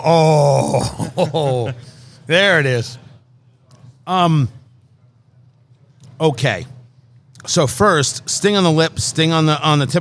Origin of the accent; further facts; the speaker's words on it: Middletown, New Jersey, United States; moved away; I grew up in Middletown, New Jersey